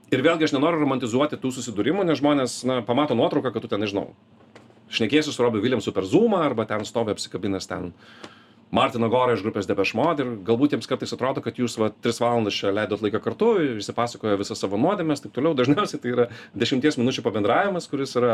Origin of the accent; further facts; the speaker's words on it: Lithuania; aš iš Lietuvos